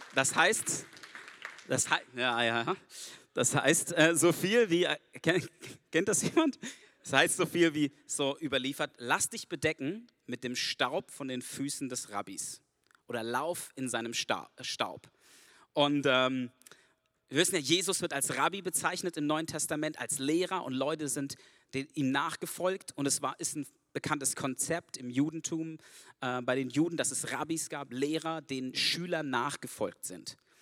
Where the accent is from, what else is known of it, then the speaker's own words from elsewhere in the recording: Germany; Ich bin Deutscher, ich bin nicht von hier